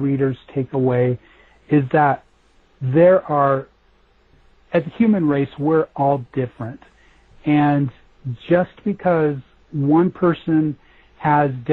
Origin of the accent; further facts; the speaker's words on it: Denver, Colorado, United States; That is where I've grown up, and I was born and raised in Denver